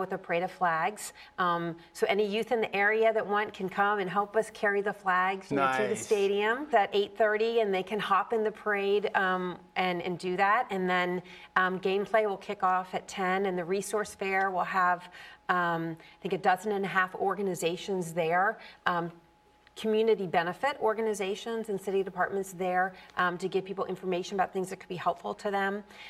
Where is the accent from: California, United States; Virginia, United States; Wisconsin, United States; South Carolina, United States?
Virginia, United States; now in Boston, United States; I'm from Virginia.